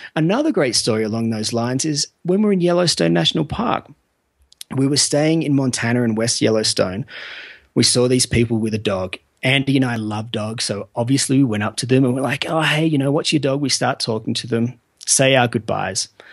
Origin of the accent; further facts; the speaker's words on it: Australia; I'm from Australia